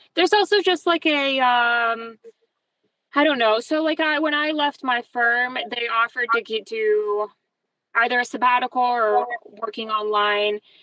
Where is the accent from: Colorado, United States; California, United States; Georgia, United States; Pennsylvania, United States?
Georgia, United States; Atlanta; also born or lived in New York; I'm not from Colombia, but my parents are. So I was raised Colombia, and all my friends growing up were Colombian, even though we lived in Atlanta.